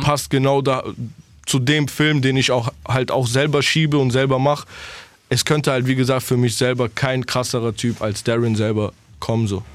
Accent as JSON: {"language": "German", "region": "Berlin", "country": "Germany", "moved": "yes", "said": "bleibt es der Ort, wo ich herkomme"}